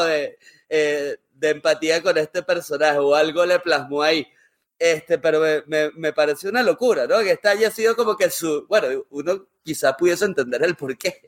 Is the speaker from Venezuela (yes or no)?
yes; Venezuela; como venezolano